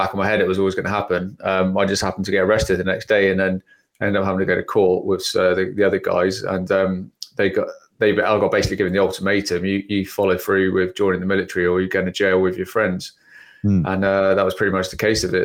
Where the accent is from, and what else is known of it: England, United Kingdom